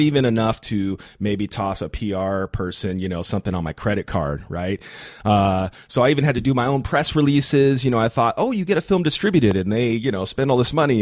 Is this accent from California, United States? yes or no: yes; Big Bear, California, United States; I grew up in Big Bear, very religious town